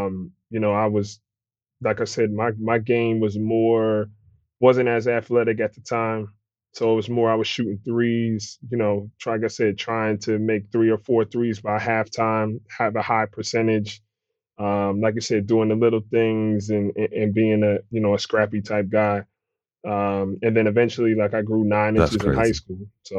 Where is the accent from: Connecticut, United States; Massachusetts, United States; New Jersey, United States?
New Jersey, United States; Willingboro; My mom's from South Jersey, like Willenboro, predominantly, you know, black neighborhood. Was there kind of growing up.